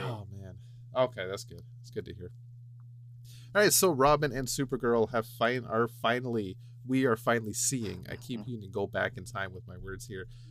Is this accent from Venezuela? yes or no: no; Canada; me being the Canadian